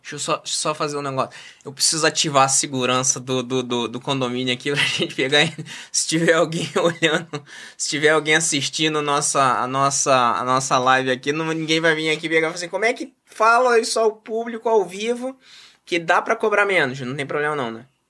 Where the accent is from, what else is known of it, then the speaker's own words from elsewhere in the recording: Rio de Janeiro, Brazil; nasci e criado em Realengo